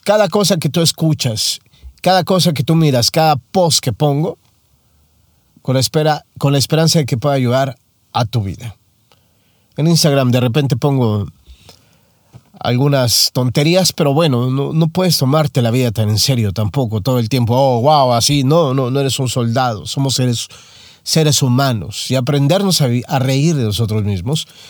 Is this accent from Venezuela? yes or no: no; Mexico; Soy mexicano